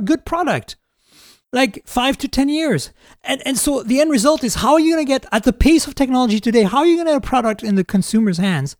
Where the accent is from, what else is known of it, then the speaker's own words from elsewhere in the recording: Canada; as a Canadian